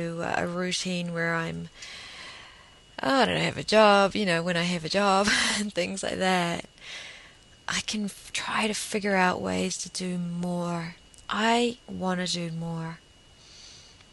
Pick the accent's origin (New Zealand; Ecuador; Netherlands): New Zealand; we're more English over here.